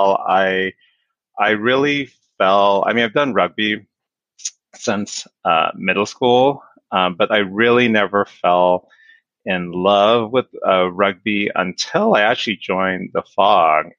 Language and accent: English; Inglewood, California, United States; I was born and raised in Inglewood